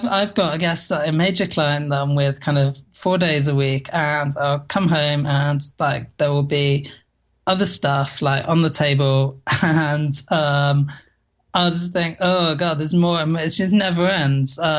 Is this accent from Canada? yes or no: no; United Kingdom; us Brits